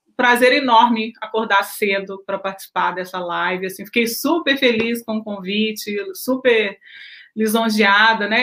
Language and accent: Portuguese; Belo Horizonte, Minas Gerais, Brazil; moved away as an adult; also born or lived in Japan; now in United States; eu, nasci e cresci em Belo Horizonte, sempre na mesma região